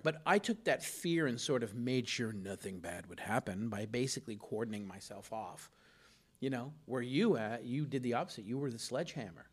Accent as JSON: {"language": "English", "town": "Los Angeles", "region": "California", "country": "United States", "tie": "born or raised there", "said": "I grew up in Los Angeles"}